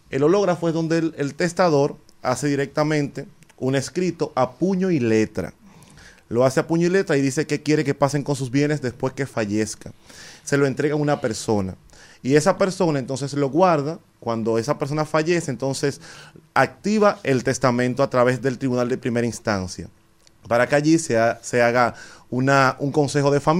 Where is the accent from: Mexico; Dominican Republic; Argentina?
Dominican Republic; Nosotros como dominicanos no tenemos un ejercicio permanente de organizar qué va a pasar con nuestros bienes